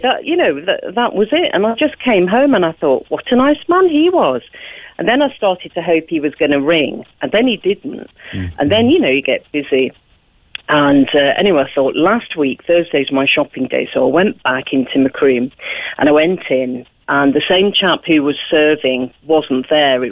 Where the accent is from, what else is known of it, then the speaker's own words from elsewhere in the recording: England, United Kingdom; now in Ireland; being English